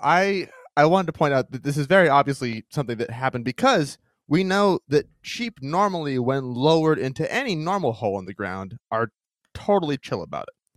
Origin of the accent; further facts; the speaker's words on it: Maine, United States; my home state of Maine